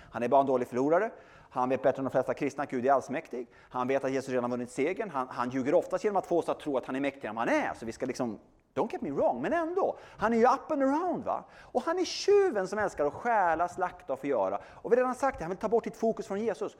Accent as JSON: {"language": "Swedish", "country": "Sweden", "said": "bor i Sverige, jag är svensk och är kristen"}